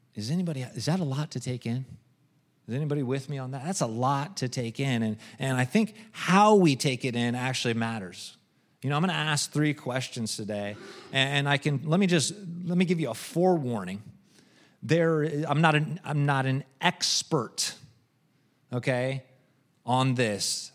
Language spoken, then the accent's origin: English; United States; I'm American